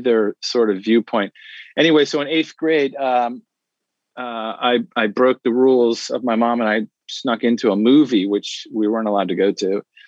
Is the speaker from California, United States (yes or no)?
no; Washington, District of Columbia, United States; Yeah, so I'm from the Washington, D.C. area. That's where I grew up.